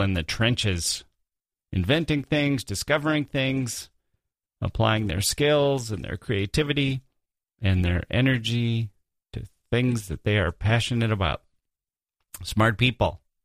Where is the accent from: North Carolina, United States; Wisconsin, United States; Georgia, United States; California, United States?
Wisconsin, United States; moved away as an adult; also born or lived in Chicago / Europe / Asia / Michigan; now in Washington, D.C., United States; I grew up in Wisconsin, the Midwest